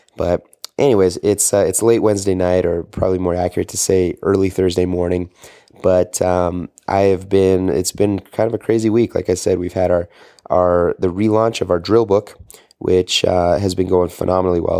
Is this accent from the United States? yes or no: no; Canada; I am a Canadian boy